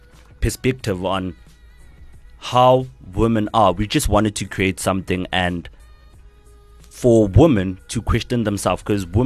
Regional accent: Tembisa, Gauteng, South Africa; I'm from Tembisa. Originally from Tembisa.

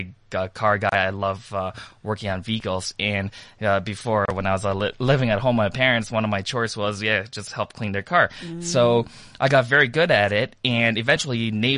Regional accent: Toronto, Ontario, Canada; I am from Toronto, Canada, and I actually landed here in South Africa yesterday

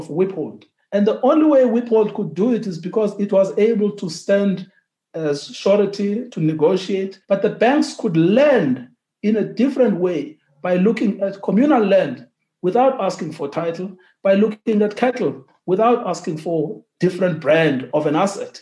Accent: Transkei, Eastern Cape, South Africa; I grew up in the Transkei.

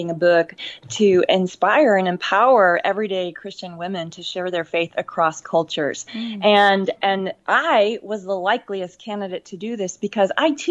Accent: America's heartland, Midwest, United States; when I was growing up in America's heartland, when I was a kid

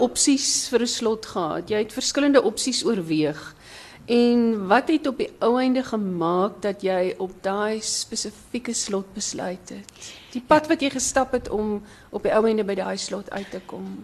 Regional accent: Breede River Valley, Western Cape, South Africa; ons twee het gemeenskaplike wortels in die Brederivier Vallei. Daar waar die blouste blouste berge is in die wildste woeste wind. Dis waar ons vandaan kom

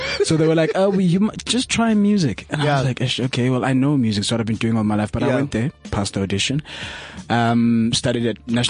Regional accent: Soweto, Gauteng, South Africa; also born or lived in Newcastle, KwaZulu-Natal; I was raised in Soweto.

